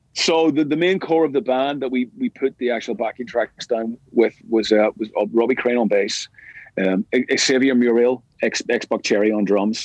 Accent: Belfast, Northern Ireland, United Kingdom; we grew up together in East Belfast

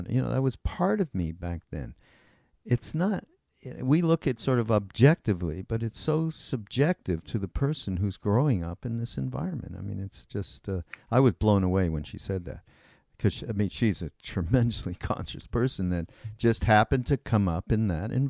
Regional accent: United States; I grew up in Mississippi, I think in Missouri or Mississippi in the South, and that was in, endemic to my family

